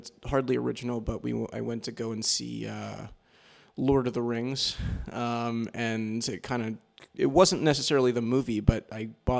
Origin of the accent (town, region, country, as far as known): New York, United States; born or raised there